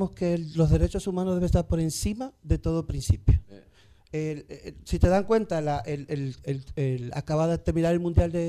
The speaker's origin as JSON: {"language": "Spanish", "region": "Samaná", "country": "Dominican Republic", "tie": "born or raised there", "moved": "yes", "lives_now": "Madrid, Spain", "said": "Yo nací en Samaná."}